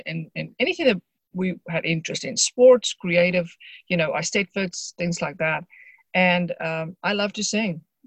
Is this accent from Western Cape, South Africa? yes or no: no; Johannesburg, Gauteng, South Africa; I grew up in just outside Johannesburg, South Africa